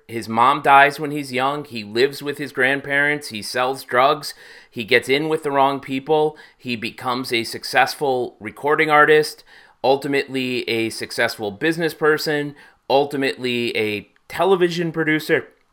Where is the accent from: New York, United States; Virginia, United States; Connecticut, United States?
Connecticut, United States; Hartford; my hometown of Hartford, Connecticut